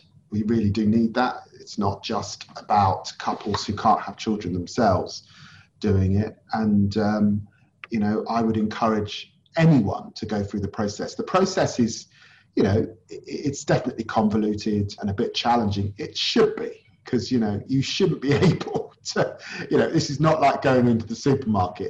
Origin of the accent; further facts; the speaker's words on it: London, United Kingdom; I grew up in Tottenham in the 1970s and 80s